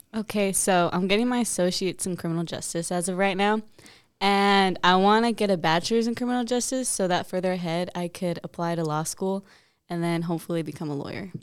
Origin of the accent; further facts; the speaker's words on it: Logan, Utah, United States; also born or lived in Arizona; now in Odessa, United States; I'm from Logan, Utah, and then we moved to Arizona, and then we moved